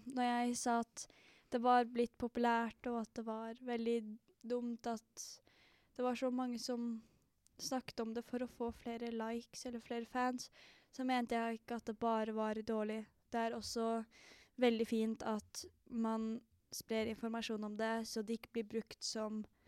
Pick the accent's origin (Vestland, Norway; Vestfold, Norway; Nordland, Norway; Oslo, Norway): Oslo, Norway; Jeg er fra Holmlia i Oslo